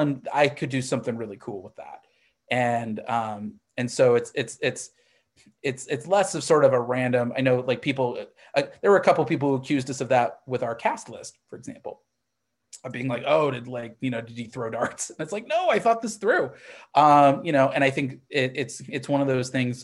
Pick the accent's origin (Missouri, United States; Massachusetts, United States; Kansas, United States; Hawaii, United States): Missouri, United States; I grew up in Missouri